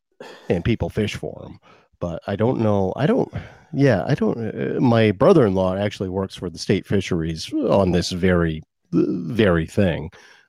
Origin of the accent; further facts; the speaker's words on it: Thorndike, Maine, United States; If you grow up in Thorndike, Maine